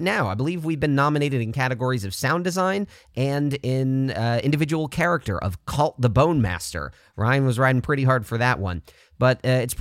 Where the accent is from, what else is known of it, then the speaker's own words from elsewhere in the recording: Canada; now in United States; I'm also Canadian, but I live in the U.S.